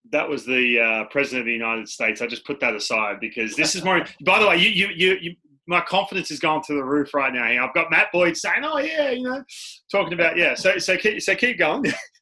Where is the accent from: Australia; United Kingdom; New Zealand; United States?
Australia; Because I work with kids back in Australia all the time.